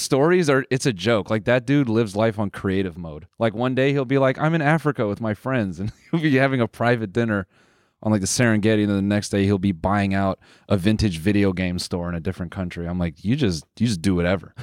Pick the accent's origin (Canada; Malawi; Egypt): Canada; we're Canadian